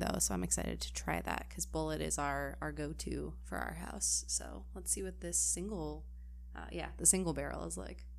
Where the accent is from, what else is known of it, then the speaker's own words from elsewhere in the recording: Midwest, United States; growing up in the Midwest